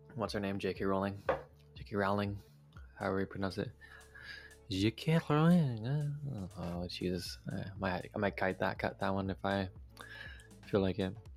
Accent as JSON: {"language": "English", "town": "Vancouver", "region": "British Columbia", "country": "Canada", "said": "I'm from the Metro Vancouver area"}